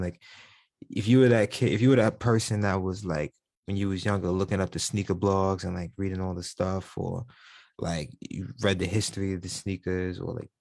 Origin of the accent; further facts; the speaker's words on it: New York City, New York, United States; moved away; growing up in New York City